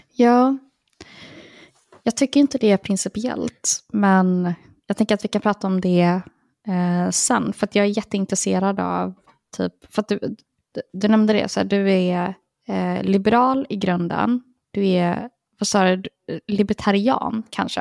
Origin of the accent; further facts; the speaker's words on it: Partille, Västra Götaland, Sweden; Jag växte upp i Partille